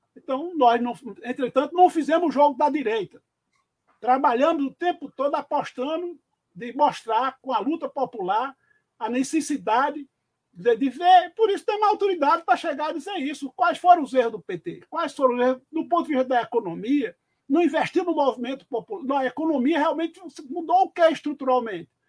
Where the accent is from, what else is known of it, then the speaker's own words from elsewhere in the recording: Cajazeiras, Paraíba, Brazil; moved away as an adult; also born or lived in Pernambuco; Eu sou de Cajazeiro